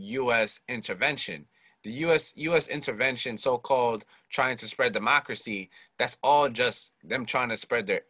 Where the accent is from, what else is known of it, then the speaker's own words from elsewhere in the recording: United States; I come from a country that has a lot of contradictions